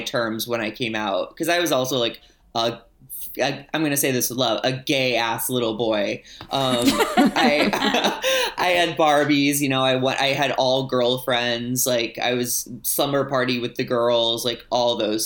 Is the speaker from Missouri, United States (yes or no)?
yes; St. Louis, Missouri, United States; I grew up in St. Louis, which is like one of the bigger cities